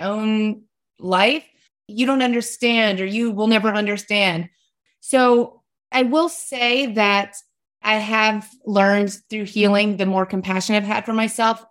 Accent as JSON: {"language": "English", "region": "West Virginia", "country": "United States", "tie": "born or raised there", "said": "I grew up in West Virginia"}